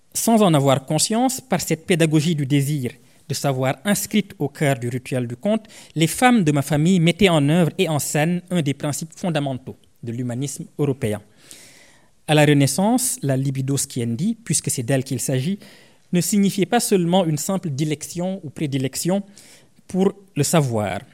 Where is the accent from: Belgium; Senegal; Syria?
Senegal; Je viens d'une ethnie du Sénégal qu'on appelle les Sarars